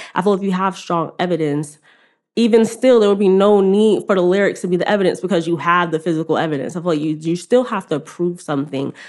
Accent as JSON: {"language": "English", "town": "New York City", "region": "New York", "country": "United States", "said": "I'm from Queens"}